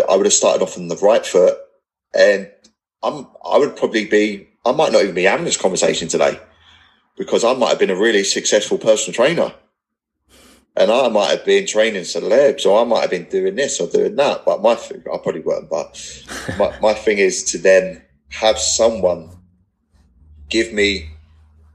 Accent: England, United Kingdom; accent: not posh English; I'm not posh Englishman

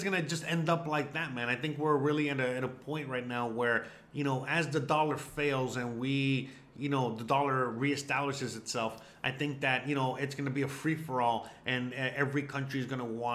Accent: United States; as an American

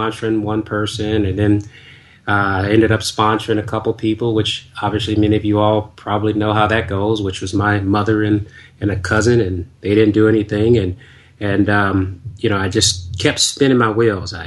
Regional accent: Washington, District of Columbia, United States; moved away; also born or lived in the South (US); since I was originally from Washington, D.C.

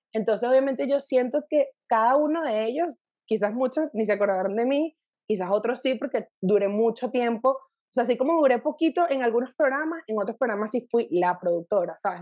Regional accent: Valencia, Carabobo, Venezuela; moved away as an adult; also born or lived in Caracas, Venezuela; now in Mexico City, Mexico; yo soy valenciana de nacimiento, o sea, crecí

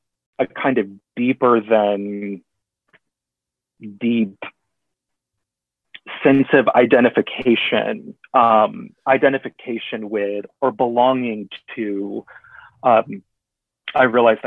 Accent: Kentucky, United States; born there; also born or lived in Texas, United States; Born, no. I was born in Kentucky when dad was in seminary, but my dad is a born and raised Texan.

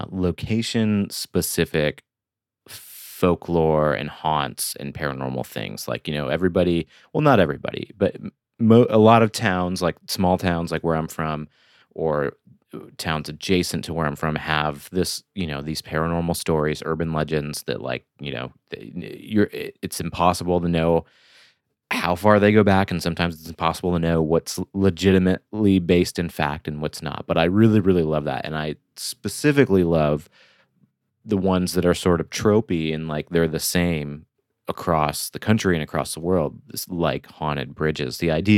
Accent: Flint, Michigan, United States; now in Brooklyn, United States; so I live in Brooklyn, New York, and I'm from Michigan, near the Flint area.

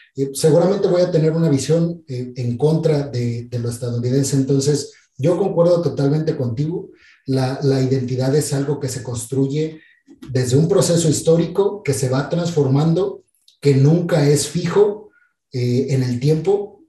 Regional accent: Mexico; yo soy mexicano no solamente porque nací en México, porque mis papás son mexicanos

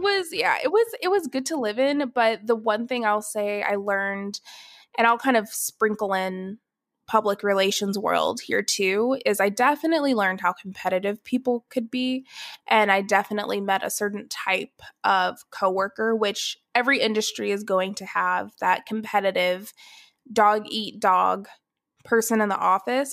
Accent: Atlanta, Georgia, United States; moved away as an adult; also born or lived in Athens, Ohio; now in Dallas, United States; I was born in Atlanta, Georgia, I s, was born and raised there

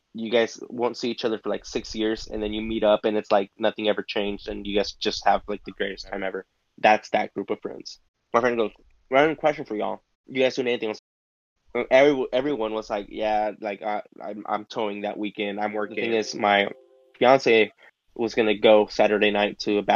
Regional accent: California, United States; I'm from California

